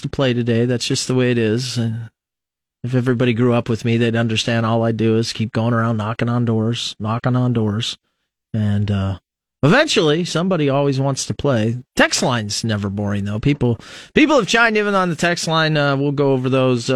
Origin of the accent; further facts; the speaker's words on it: United States; also born or lived in Lincoln, Nebraska; as an American citizen now